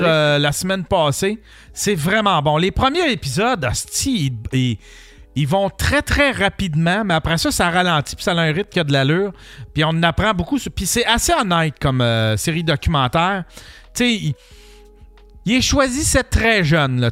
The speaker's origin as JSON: {"language": "French", "area": "Abitibi", "region": "Quebec", "country": "Canada", "tie": "born or raised there", "said": "quand j'étais jeune, pis en Abitibi"}